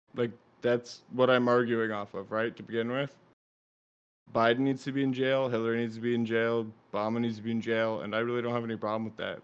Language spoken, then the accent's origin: English; Florida, United States; I'm from Florida